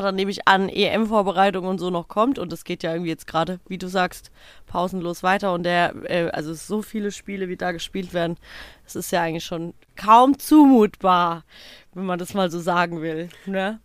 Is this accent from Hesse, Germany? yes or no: yes; Odenwald, Hesse, Germany; wie man bei uns im Odenwald sagt